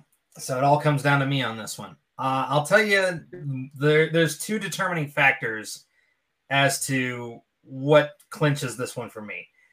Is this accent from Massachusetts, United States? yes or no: no; Pittsburgh, Pennsylvania, United States; I'm from Pittsburgh, man.